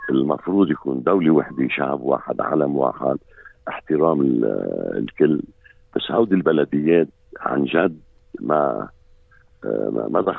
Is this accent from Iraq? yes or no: no; Lebanon; now in Australia; مثل ما قلت انا لبناني وممكن يكون من ديانه غير الديانه آه، غير الديانه العامه هون باستراليا مرحب فيني ومحترم